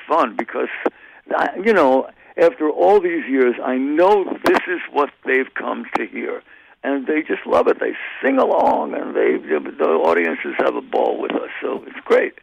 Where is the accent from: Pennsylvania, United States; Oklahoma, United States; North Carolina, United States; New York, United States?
New York, United States; now in California, United States; I am a New Yorker, even right. though I've lived in California longer than I uh, I, I was uh, in New York, but once you come from New York, you're always a New Yorker